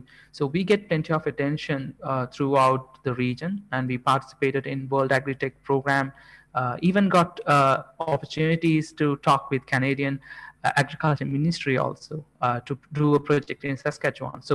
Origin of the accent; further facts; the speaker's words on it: Jaffna, Northern Province, Sri Lanka; now in Colombo, Sri Lanka; since we are all coming from Jaffna